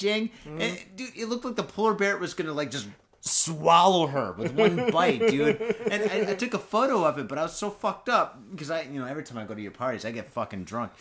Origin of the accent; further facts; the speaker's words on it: United States; now in Japan; I'm American